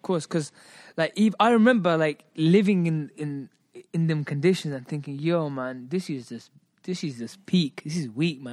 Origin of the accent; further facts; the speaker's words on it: Birmingham, West Midlands, United Kingdom; also born or lived in Hoshiarpur, Punjab, India; I'm British, um, born and brought up in Britain. Um, I come from the hub, which is Handsworth